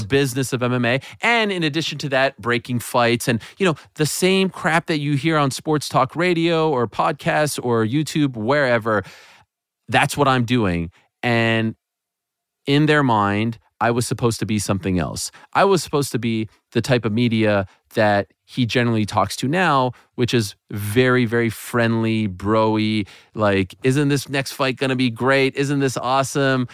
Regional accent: Montreal, Quebec, Canada; that was actually my hometown of Montreal

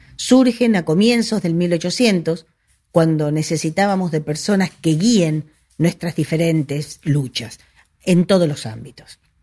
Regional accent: Argentina; es mi deber como argentina, como patriota

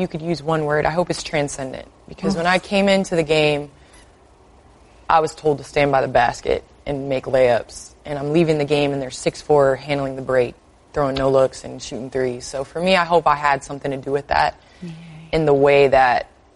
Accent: Chicago, Illinois, United States; I'm from Chicago

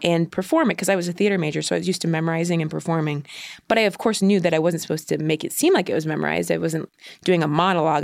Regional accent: Ohio, United States; I grew up in Ohio

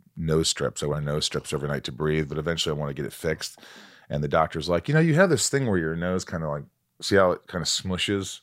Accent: Newburgh, Indiana, United States; I grew up in a small town called Newburgh

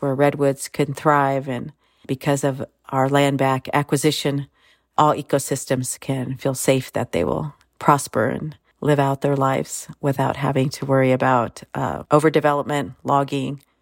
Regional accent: Sherwood Valley Rancheria, California, United States; I come from Sherwood Valley. Noyo and Yukeo Rancheria.

